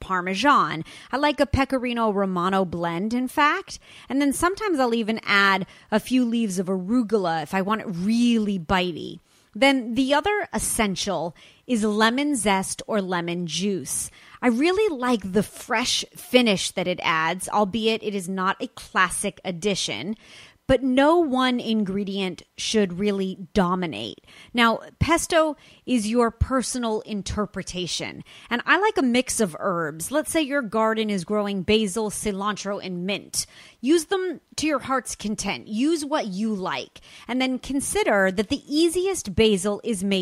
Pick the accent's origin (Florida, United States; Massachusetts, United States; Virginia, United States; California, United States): California, United States; Los Angeles; my hometown of Los Angeles, California, specifically Santa Monica